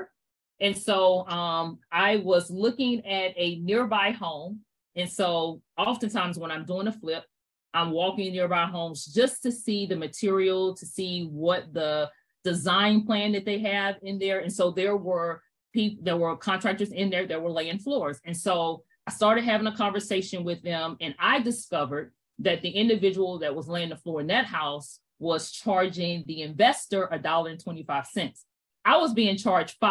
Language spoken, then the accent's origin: English; Fort Mill, South Carolina, United States; moved away as an adult; also born or lived in Brooklyn, New York; I was born in Brooklyn, New York. After two short Brooklyn, my mom was in South Carolina. So I grew up in Fort Mill, South Carolina